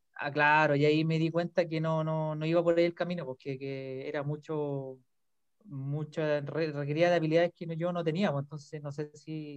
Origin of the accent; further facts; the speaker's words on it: Rancagua, O'Higgins, Chile; yo soy de Rancagua, ¿ya? Yo soy de la sexta región